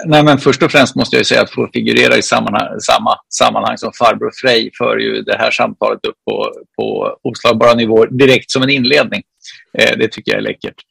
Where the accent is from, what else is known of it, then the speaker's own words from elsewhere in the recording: Solna, Stockholm County, Sweden; jag är från Solna, född i Solna, uppvuxen i Solna, bor kvar i Solna